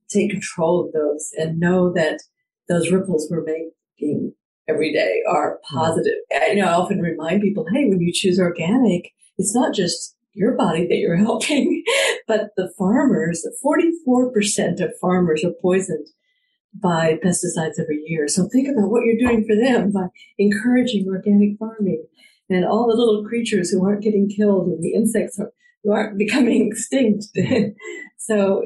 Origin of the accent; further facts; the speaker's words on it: Fort Worth, Texas, United States; also born or lived in Pendleton, Oregon; I grew up in Cowtown, Fort Worth, Texas